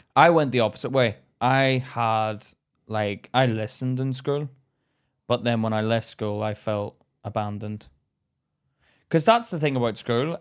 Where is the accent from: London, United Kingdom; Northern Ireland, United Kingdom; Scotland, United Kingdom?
Northern Ireland, United Kingdom; Belfast; moved away; I grew up in Belfast